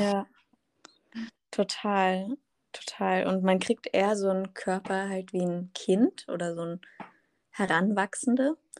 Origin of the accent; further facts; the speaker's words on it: Munich, Bavaria, Germany; moved away as an adult; now in Berlin, Germany; komme ursprünglich aus München, aus Bayern